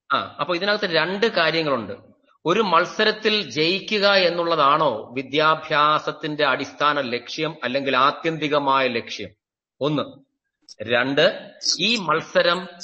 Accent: Neyyattinkara, Kerala, India; ഞാൻ എന്റെ സ്വദേശം നെയ്യാറ്റിങ്കരയാണ്

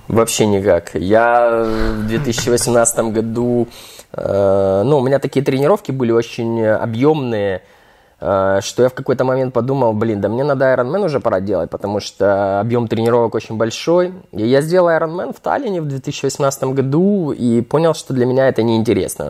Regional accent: Ukraine; я вообще украинец

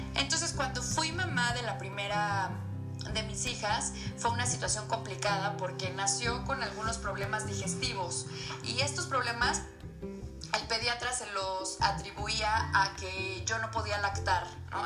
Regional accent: Cuernavaca, Morelos, Mexico; moved away as an adult; now in Puebla, Mexico; Soy morelense, nací en Cuernavaca, pero llevo casi 11 años viviendo en Puebla

